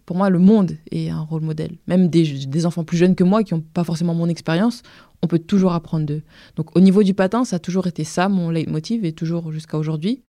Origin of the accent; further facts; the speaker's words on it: Vitry-sur-Seine, Île-de-France, France; also born or lived in Paris; né à Paris dans le 14e, mais j'ai grandi à Vitry.